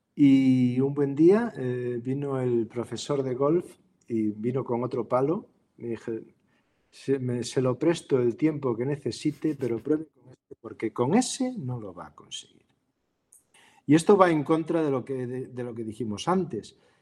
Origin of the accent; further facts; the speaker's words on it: Galicia, Spain; moved away; also born or lived in Vigo; por origen, yo soy gallego